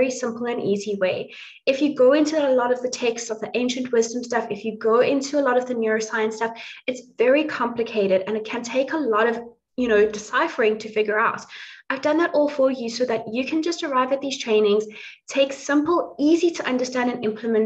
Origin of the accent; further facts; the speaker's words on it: South Africa; now in Dublin, Ireland; I grew up in South Africa. I'm now living in Dublin, but I grew up in South Africa, was raised on a plot